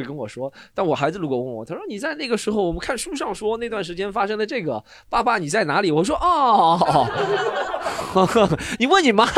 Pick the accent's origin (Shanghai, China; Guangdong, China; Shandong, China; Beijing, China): Shanghai, China; 我觉得挺幸运的是，我虽然是上海人，但我没有经历这个事情。